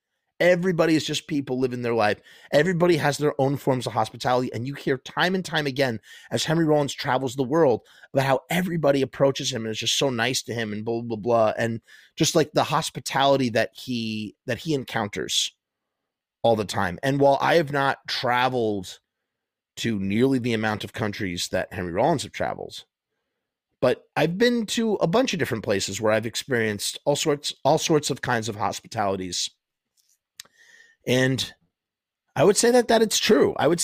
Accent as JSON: {"language": "English", "country": "Israel", "second_language": "English", "said": "It didn't help the fact that we came from Israel, which used to have a big beef with Egypt."}